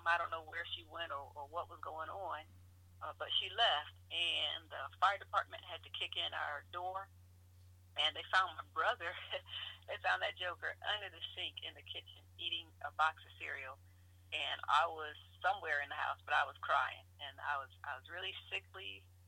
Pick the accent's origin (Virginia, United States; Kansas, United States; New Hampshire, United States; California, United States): Virginia, United States; Norfolk; Born and raised in Norfolk, Virginia